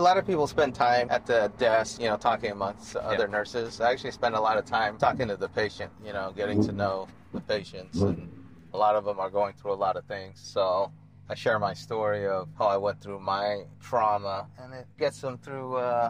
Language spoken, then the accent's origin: English; Bay Area, California, United States; also born or lived in San Diego; I grew up in the Bay Area. Then I went to school down in San Diego.